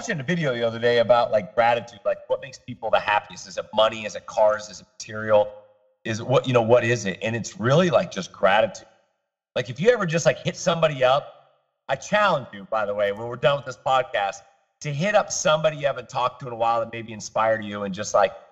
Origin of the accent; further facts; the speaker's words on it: Kearney, Missouri, United States; now in South Florida, United States; I grew up in Kearney, Missouri